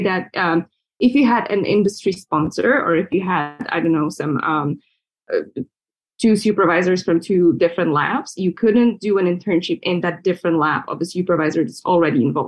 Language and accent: English; Slovakia; moved away as an adult; also born or lived in London, United Kingdom; I was born and raised in Slovakia